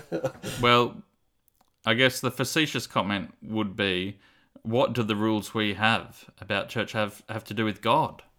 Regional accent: Cooranbong, New South Wales, Australia; growing up in Avondale College Church

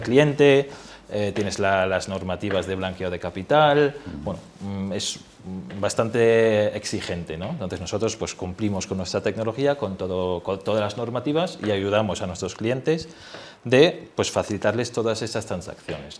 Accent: Germany; now in Spain; siendo alemán

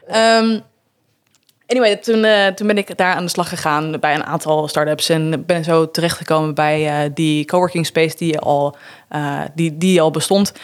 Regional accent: Netherlands; moved away; als Nederlander

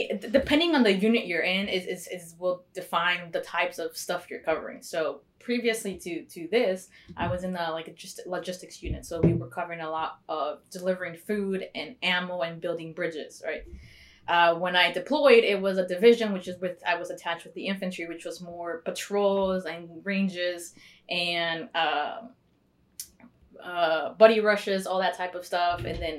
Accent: Mexico; born there; Usually people say, oh, you joined for citizenship because I was born in Mexico.

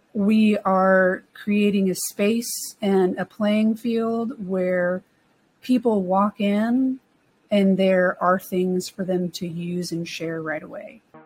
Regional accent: Texas, United States; moved away; also born or lived in North Carolina; I grew up in Texas and in North Carolina

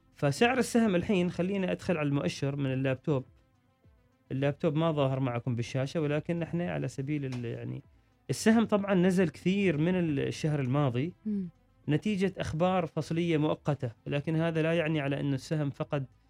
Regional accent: Oman; عندنا في عمان

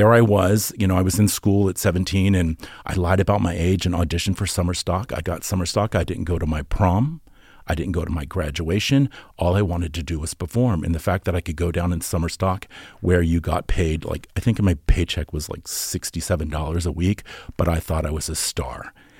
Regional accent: Norfolk, Virginia, United States; I'm from Norfolk, Virginia. My dad was in the Navy, and we were in, I grew up in this small little town

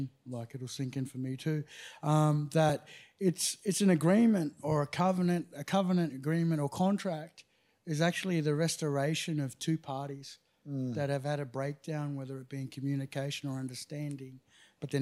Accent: Brisbane, Queensland, Australia; The northern suburbs of Brisbane.

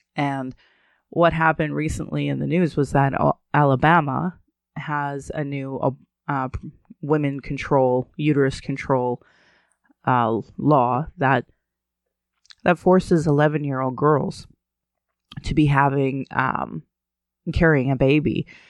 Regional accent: Alberta, Canada; growing up in Alberta

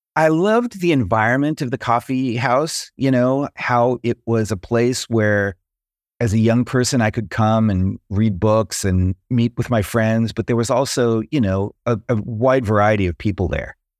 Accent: San Diego, California, United States; moved away; also born or lived in North Carolina; I grew up in Southern California, near San Diego, kind of a beach town.

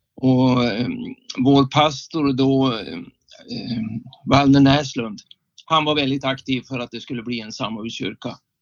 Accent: Skellefteå, Västerbotten County, Sweden; moved away as an adult; now in Västerås, Sweden; jag är egentligen från Skellefteå och jag bor tillfälligt sedan 1980 sex i Västerås

